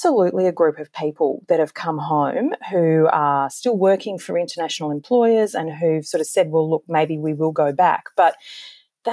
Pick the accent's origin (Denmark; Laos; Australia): Australia